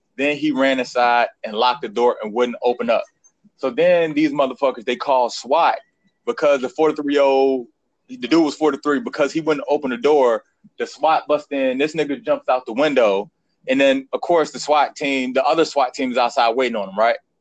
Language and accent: English; Petersburg, Virginia, United States; I was born in Petersburg